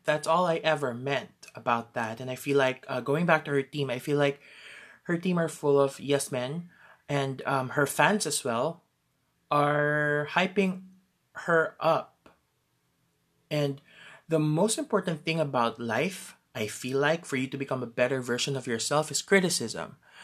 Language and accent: English; Philippines; I'm from the Philippines